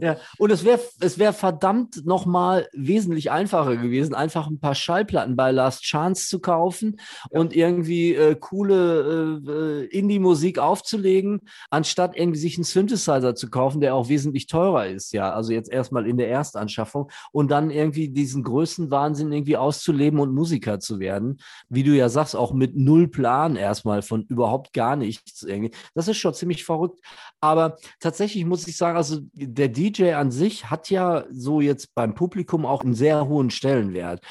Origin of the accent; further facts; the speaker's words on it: Gelsenkirchen, North Rhine-Westphalia, Germany; ich bin in Gelsenkirchen groß geworden